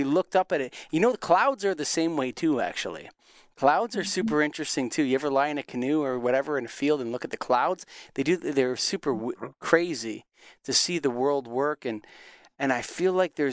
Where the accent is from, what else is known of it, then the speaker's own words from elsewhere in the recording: Canada; as a Canadian that grew up in going to the wilderness all the time